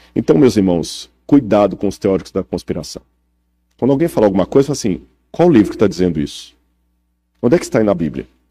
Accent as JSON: {"language": "Portuguese", "region": "Minas Gerais", "country": "Brazil", "said": "Como mineiro"}